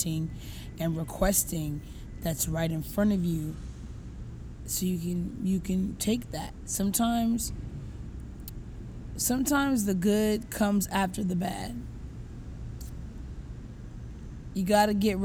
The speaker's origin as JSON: {"language": "English", "area": "the South", "region": "Southern United States", "country": "United States", "accent": "Southern", "moved": "yes", "said": "My accent, I think shorties around here really like that. They're like, you're so Southern."}